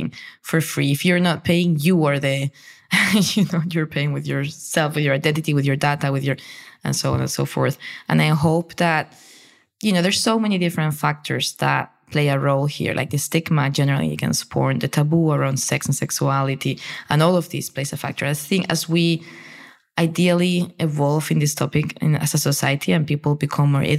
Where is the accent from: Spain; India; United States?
Spain; I come from a very Catholic country. I grew up in Spain